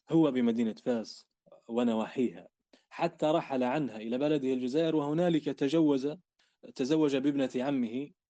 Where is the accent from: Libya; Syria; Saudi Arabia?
Libya; وهنا تبدأ قصتنا إحنا كليبيين مع الحركة السنوسية